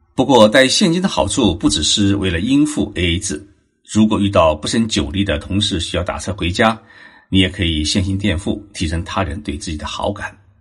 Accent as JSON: {"language": "Chinese", "region": "Zhejiang", "country": "China", "tie": "born or raised there", "moved": "yes", "lives_now": "Japan", "said": "我是浙江人，小时候吃年夜饭的时候啊，家家户户都要把大棚关起来，不能大声说话，不能敲击碗筷。吃完年夜饭后，要将桌子上的碗筷收拾干净以后，再打开大门，这叫做闭门生财，开门大吉"}